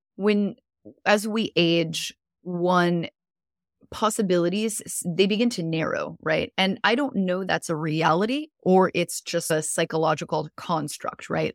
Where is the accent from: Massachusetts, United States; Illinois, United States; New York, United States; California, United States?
California, United States; Southern; moved away as an adult; now in Florida, United States; originally I'm from Southern California, but I'm currently living in Florida, in the U S